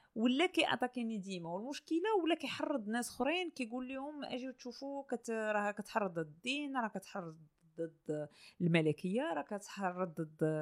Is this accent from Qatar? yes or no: no; Morocco; منين جينا حنا حنا مغاربه